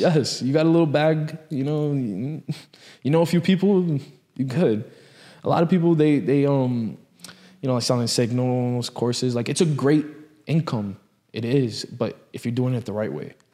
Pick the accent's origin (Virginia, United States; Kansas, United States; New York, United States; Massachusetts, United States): New York, United States; I grew up in, in that city